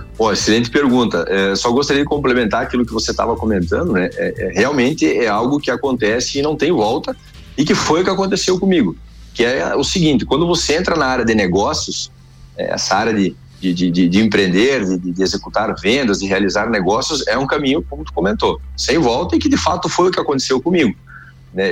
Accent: Erechim, Rio Grande do Sul, Brazil; moved away as an adult; now in Chapecó, Brazil; Eu sou natural de Erechim, no Rio Grande do Sul.

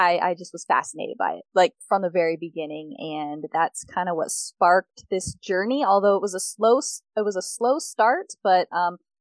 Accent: Phoenix, Arizona, United States; Born and raised in Phoenix, Arizona

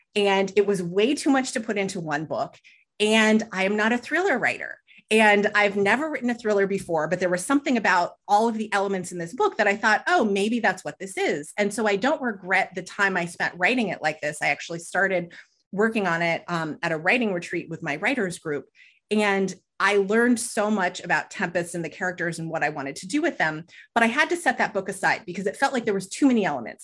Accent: Southern California, United States; they both had teaching jobs where I grew up in Southern California

